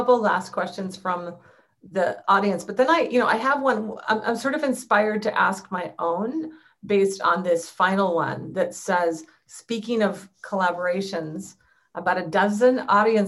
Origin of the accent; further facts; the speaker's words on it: Minnesota, United States; also born or lived in Spangler, Pennsylvania; I grew up in Minnesota, yeah, but the first 5 years of my life, I lived in Cambria County. I was born in what used to be called Spangler, Pennsylvania